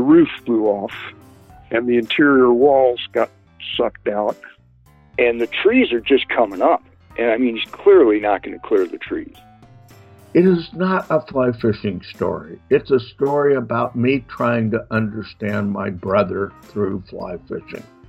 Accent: Kamloops, British Columbia, Canada; I grew up in Kamloops, BC.

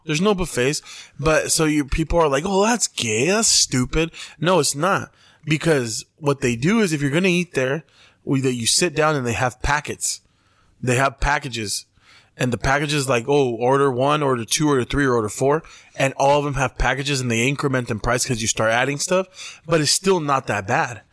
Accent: Mexicali, Baja California, Mexico; we're from Compuertas

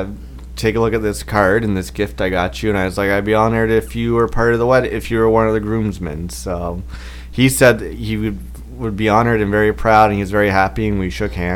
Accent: Toronto, Ontario, Canada; And because since we're from Toronto... I'm from Toronto.

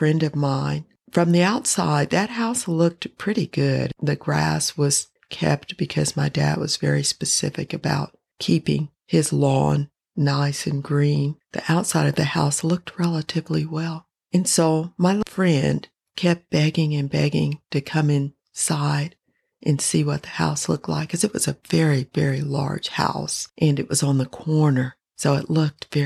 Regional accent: Denver, Colorado, United States; I grew up in Denver, Colorado.

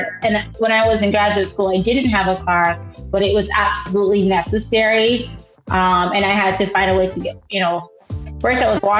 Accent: Silver Spring, Maryland, United States; also born or lived in Haiti; So me and my brother and my mom moved to Maryland, Silver Spring, Maryland, where we were raised in Silver Spring, Maryland, did our schooling in high school and further studies.

